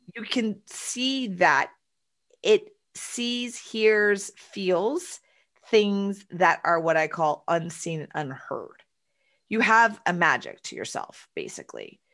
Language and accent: English; Houston, Texas, United States; I was born and raised in Texas and Houston